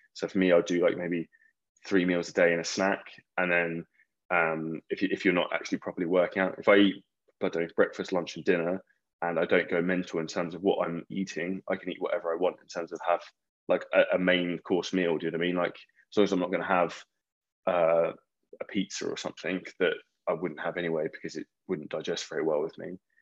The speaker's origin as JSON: {"language": "English", "region": "Scotland", "country": "United Kingdom", "said": "I'm from Scotland"}